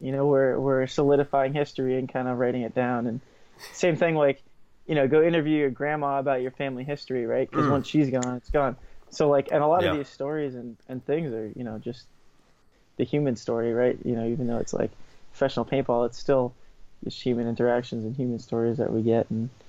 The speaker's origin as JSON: {"language": "English", "area": "Boston area", "region": "Massachusetts", "country": "United States", "said": "Boston. Boston area. So not the city, but right close to it."}